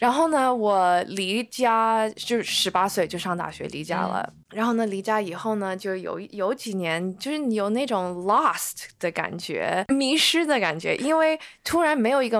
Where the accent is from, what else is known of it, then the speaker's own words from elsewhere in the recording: China; born there; 我是中国人，我是在中国出生的，然后呢。我会说中文